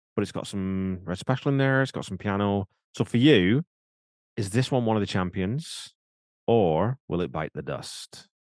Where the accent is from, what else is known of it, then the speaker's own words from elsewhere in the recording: England, United Kingdom; now in Canada; I'm English by birth